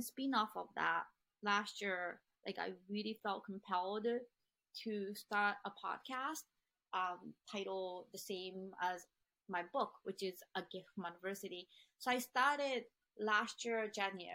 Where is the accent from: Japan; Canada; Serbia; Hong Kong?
Japan; moved away; also born or lived in Boston; where I grew up in Japan